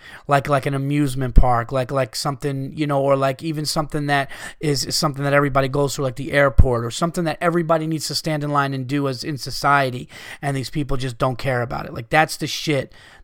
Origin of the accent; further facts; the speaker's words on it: California, United States; I was born and raised in Southern California, and I do agree with what you guys say about the West Coast.